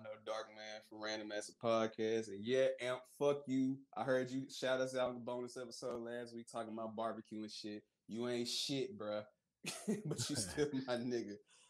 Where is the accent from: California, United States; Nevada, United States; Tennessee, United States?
Tennessee, United States; Memphis; also born or lived in Millington, Tennessee; I'm from Millington. So I grew up in Fraser.